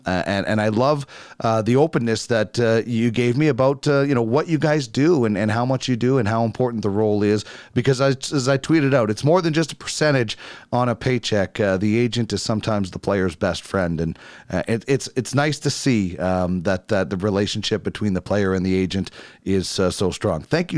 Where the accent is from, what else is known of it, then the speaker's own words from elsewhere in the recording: Brandon, Manitoba, Canada; now in Edmonton, Canada; a guy I watched growing up in Brandon